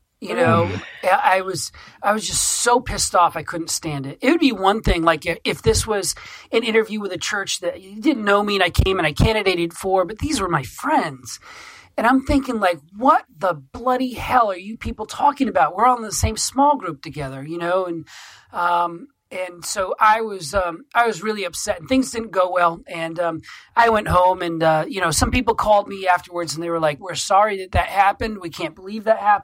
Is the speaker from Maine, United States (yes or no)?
yes; Maine, United States; when I came back to my home state of Maine from seminary a few years ago